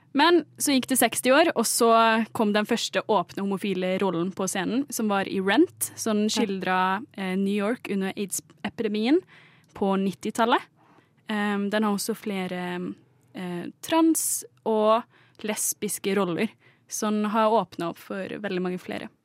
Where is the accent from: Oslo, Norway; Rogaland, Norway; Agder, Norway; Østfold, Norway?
Agder, Norway; Kristiansand; Nå er jeg fra Kristiansand